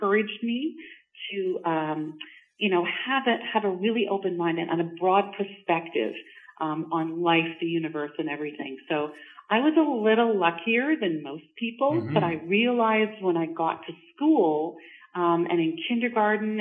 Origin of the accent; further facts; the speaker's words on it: Montreal, Quebec, Canada; now in Georgina, Canada; I'm not actually from Ontario. I'm from Montreal.